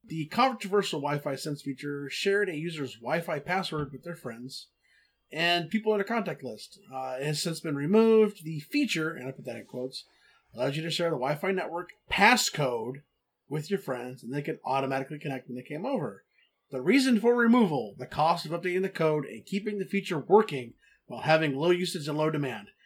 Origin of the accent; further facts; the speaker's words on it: Texas, United States; I'm from Texas. We call it Coke